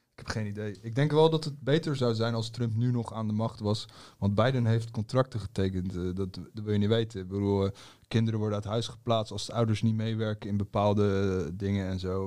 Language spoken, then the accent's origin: Dutch; Netherlands; ik ben Nederlander, hier geboren